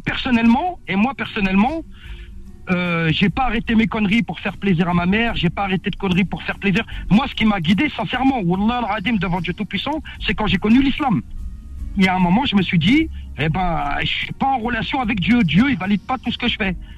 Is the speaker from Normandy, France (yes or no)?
no; Villetaneuse, Île-de-France, France; l'endroit où j'ai grandi à Cité Grand Con à Viltaneuse